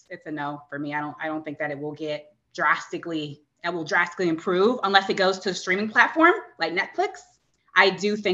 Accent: Virginia Beach, Virginia, United States; we were mm-hmm. both from Virginia Beach.

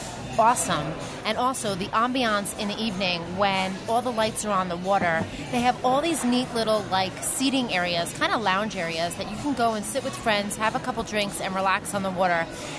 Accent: Jersey Shore, New Jersey, United States; growing up on the Jersey Shore, it was huge for us to always have fresh seafood.

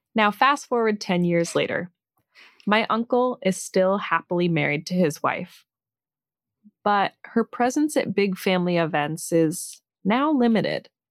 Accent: Ireland; I'm Irish

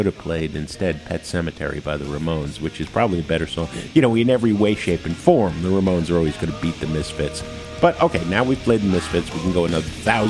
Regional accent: Jersey City, New Jersey, United States; The fact that they were from Lodi, and I was from Jersey City, yeah. Fellow Jersey boys

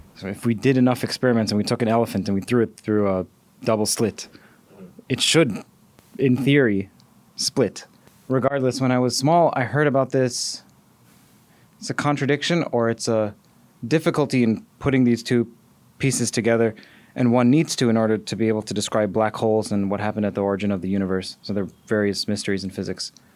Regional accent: Toronto, Ontario, Canada; I'm also from Toronto

